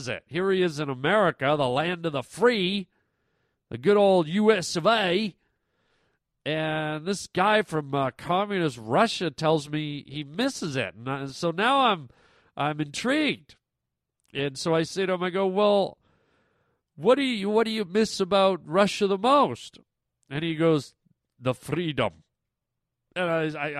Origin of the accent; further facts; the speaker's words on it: Canada; moved away; because I'm a Canadian boy, and sometimes I miss Canada, I miss being home